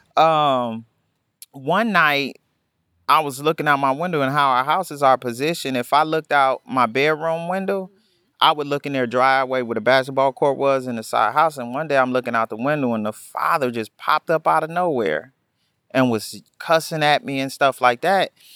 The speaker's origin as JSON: {"language": "English", "town": "Milwaukee", "region": "Wisconsin", "country": "United States", "tie": "born or raised there", "said": "I grew up in Milwaukee, the youngest of four"}